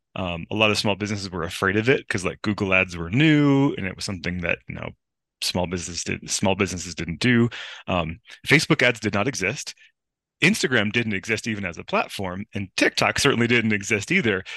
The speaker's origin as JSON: {"language": "English", "area": "outside of Buffalo", "region": "New York", "country": "United States", "tie": "born or raised there", "also_born_or_lived": "Southern California / Los Angeles", "moved": "yes", "lives_now": "Mammoth Lakes, United States", "said": "I grew up outside of Buffalo, New York"}